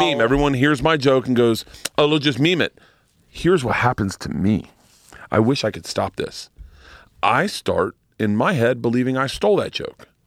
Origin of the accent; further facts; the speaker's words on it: Florida, United States; I grew up in Florida